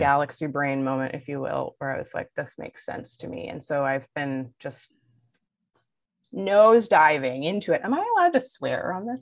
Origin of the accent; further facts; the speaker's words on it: Belleville, Ontario, Canada; accent: Ontarian; I'm originally from the North Shore of uh, Lake Ontario. So if you hear my Ontarian accent, that's why